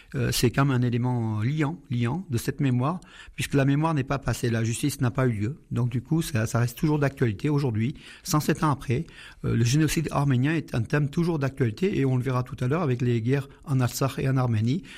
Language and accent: French; Aleppo, Aleppo Governorate, Syria; now in Valence, France; Je suis né à Alep en Syrie